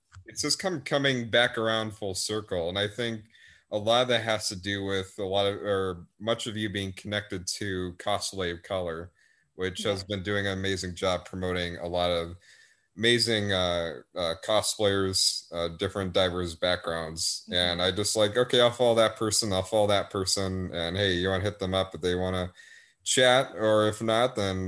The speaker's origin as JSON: {"language": "English", "region": "Wisconsin", "country": "United States", "accent": "northern", "moved": "yes", "said": "I have sort of like a northern accent, kind of, because I'm from Wisconsin originally."}